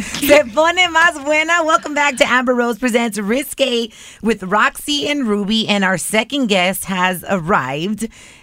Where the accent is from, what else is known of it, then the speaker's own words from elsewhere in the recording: El Salvador; because I'm Central American. I'm from El Salvador.